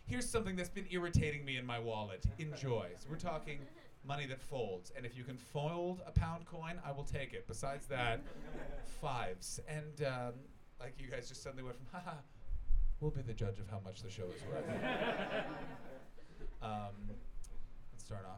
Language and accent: English; Canada; also born or lived in Toronto; I'm from Canada